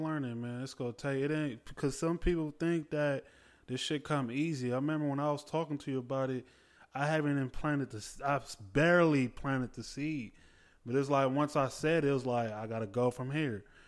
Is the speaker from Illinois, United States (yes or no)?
no; the Bay Area, California, United States; I'm from the Bay